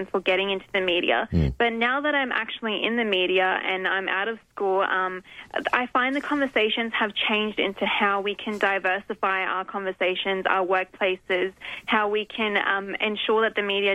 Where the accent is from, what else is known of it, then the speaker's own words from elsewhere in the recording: Adelaide, South Australia, Australia; also born or lived in Riverland; I've grown up living in the city in Adelaide.